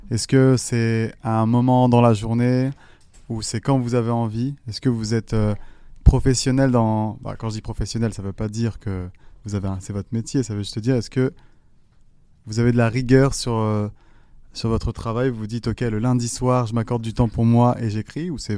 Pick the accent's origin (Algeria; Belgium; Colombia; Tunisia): Algeria; also born or lived in France; now in Canada; Moi, je viens de la même culture. Je suis algérien. Moi, ma mère a immigré en France. Moi, ensuite, j'ai immigré au Canada.